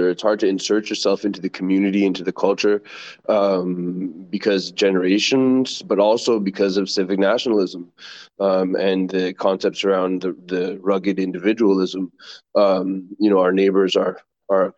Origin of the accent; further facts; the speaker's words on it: Newfoundland and Labrador, Canada; moved away; where I'm from in Newfoundland